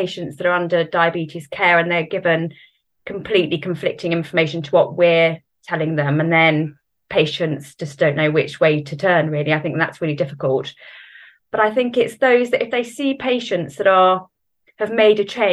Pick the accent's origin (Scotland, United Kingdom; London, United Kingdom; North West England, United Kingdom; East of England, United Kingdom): East of England, United Kingdom; Norfolk; moved away as an adult; now in Southampton, United Kingdom; I'm originally from Norfolk and then moved a little bit after I was about 18 to pretty much down south